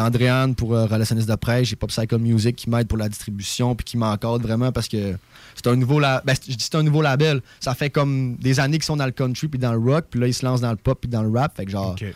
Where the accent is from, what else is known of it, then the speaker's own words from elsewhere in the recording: Saguenay, Quebec, Canada; accent: québécois; moved away as an adult; now in Montreal, Canada; j'ai grandi au Saguenay